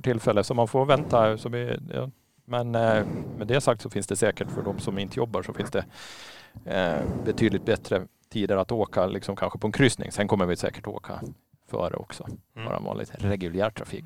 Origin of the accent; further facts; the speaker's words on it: Åland Islands; jag som är född och uppvuxen på Åland